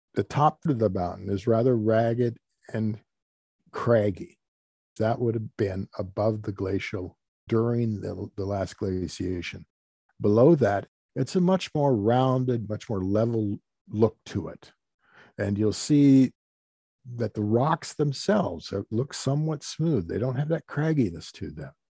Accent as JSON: {"language": "English", "town": "Oroville", "region": "Washington", "country": "United States", "said": "I'm from the Oroville area."}